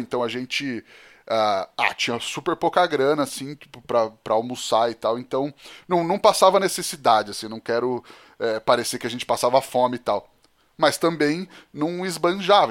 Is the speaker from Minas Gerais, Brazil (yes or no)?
yes; Divinópolis, Minas Gerais, Brazil; sou de Divinópolis, Minas Gerais